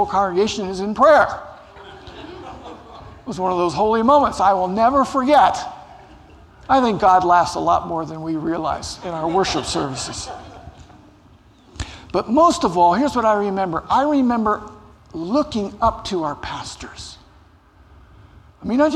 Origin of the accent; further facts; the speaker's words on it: Cincinnati, Ohio, United States; I grew up in Cincinnati, Ohio